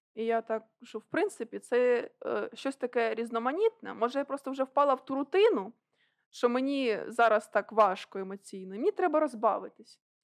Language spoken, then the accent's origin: Ukrainian; Okhtyrka, Sumy Oblast, Ukraine; я уродженка Охтирки.